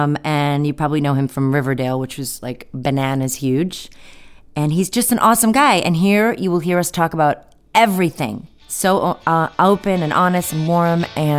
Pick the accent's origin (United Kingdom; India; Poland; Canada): United Kingdom; Scotland; I'm partial to Scottish men. I do have a little, I'm Scottish myself